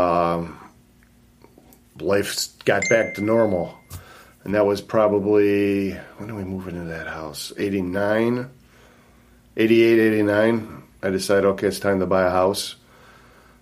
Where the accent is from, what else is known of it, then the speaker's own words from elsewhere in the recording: Livonia, Michigan, United States; also born or lived in Highland Park, Michigan / Taylor, Michigan / Redford, Michigan; I grew up in Livonia. That's where he finally settled down. 13 years in Livonia, went to Bentley